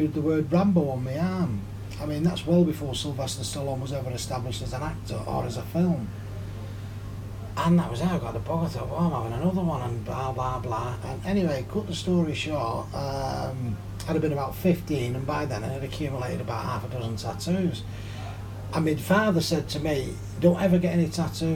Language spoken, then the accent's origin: English; Salford, North West England, United Kingdom; Well, I was born in Salford, close by the Manchester docks.